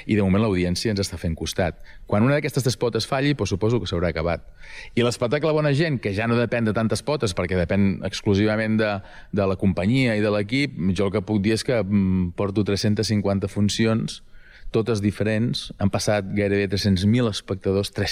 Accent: Girona, Catalonia, Spain; com som els catalans, Ehm, com som els de Girona...

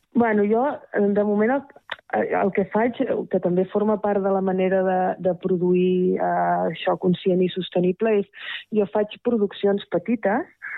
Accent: Terrassa, Catalonia, Spain; now in Rellinars, Spain; sóc de Terrassa de tota la vida

